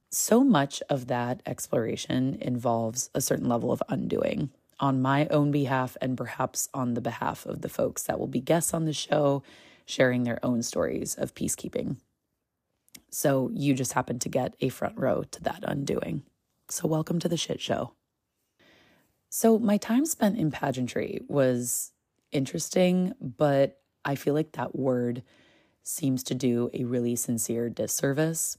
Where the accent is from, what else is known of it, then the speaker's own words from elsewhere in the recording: United States; as a woman just growing up in America